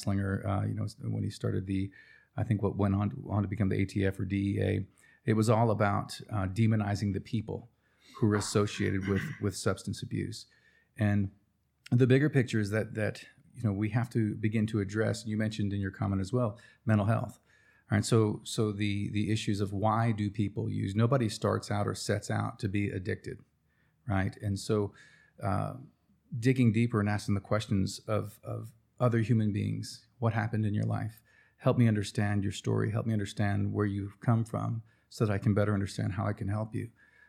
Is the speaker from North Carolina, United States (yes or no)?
yes; Cherokee, North Carolina, United States; Well, where are you from? Well, Cherokee, North Carolina. Well, tell me about that place. Well, it's an Indian reservation.